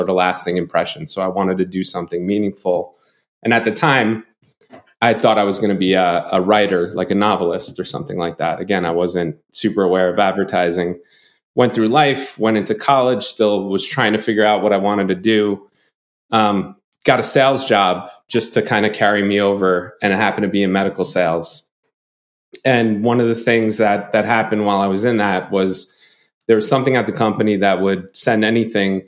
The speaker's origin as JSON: {"language": "English", "town": "North Babylon", "region": "New York", "country": "United States", "tie": "born or raised there", "said": "I grew up in a town called North Babylon. It's in Long Island"}